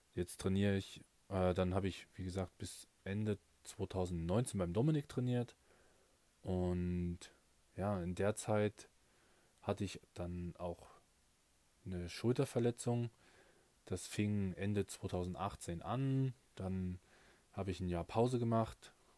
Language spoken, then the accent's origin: German; Nebra, Saxony-Anhalt, Germany; in meiner Heimatstadt in Nepra in, in Sachsen-Anhalt